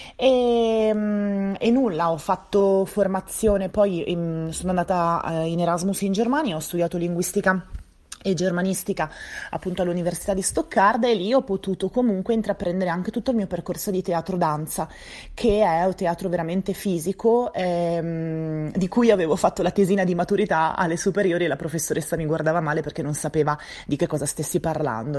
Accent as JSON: {"language": "Italian", "town": "Venice", "region": "Veneto", "country": "Italy", "also_born_or_lived": "Milan, Italy", "moved": "as an adult", "lives_now": "Galliate, Italy", "said": "io sono di Venezia"}